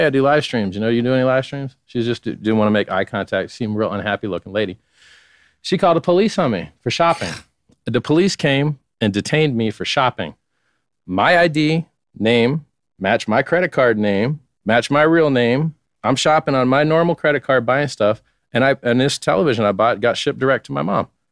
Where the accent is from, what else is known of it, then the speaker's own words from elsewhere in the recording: Fort Lauderdale, Florida, United States; I'm from Fort Lauderdale, about 20 minutes north of Miami.